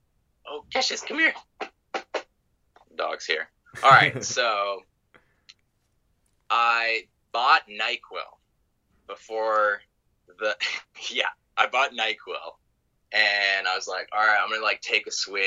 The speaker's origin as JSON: {"language": "English", "town": "Carbondale", "region": "Colorado", "country": "United States", "tie": "born or raised there", "said": "I grew up in Carbondale, which is about 3 hours away from Denver."}